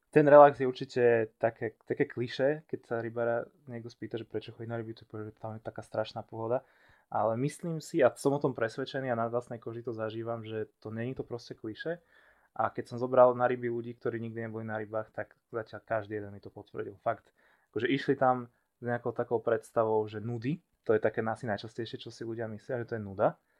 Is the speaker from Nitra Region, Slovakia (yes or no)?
yes; Levice, Nitra Region, Slovakia; môj ocino bol celý život rybár a párkrát som s ním bol na hrone, ja som zase od Levic